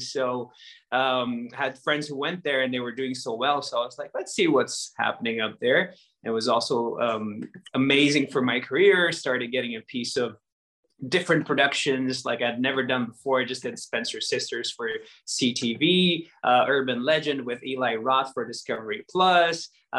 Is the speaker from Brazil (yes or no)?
yes; Brazil; moved away as an adult; also born or lived in Mexico City; now in Netherlands; when I was 20, when I moved to Mexico City. Growing up in Brazil